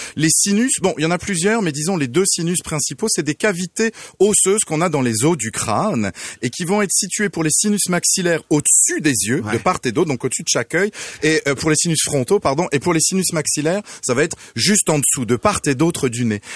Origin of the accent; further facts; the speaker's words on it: France; now in Quebec, Canada; d'où vient cet accent exotique et à la fois si torride, je suis français